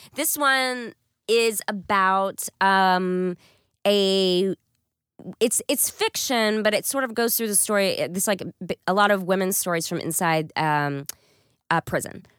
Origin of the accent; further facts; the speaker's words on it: East Texas, United States; moved away; I'm from East Texas